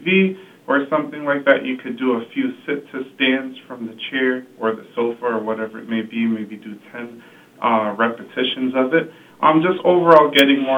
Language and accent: English; New England, United States; we're all from New England, or most people who live here are